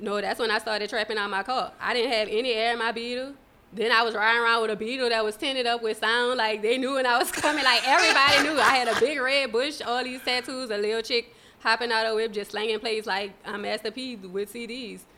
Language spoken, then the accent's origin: English; New Orleans, Louisiana, United States; I was born and raised in New Orleans.